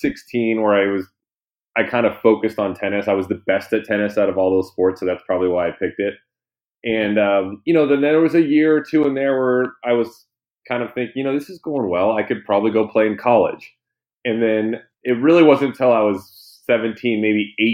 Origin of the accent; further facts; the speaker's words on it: Thousand Oaks, California, United States; growing up in Thousand Oaks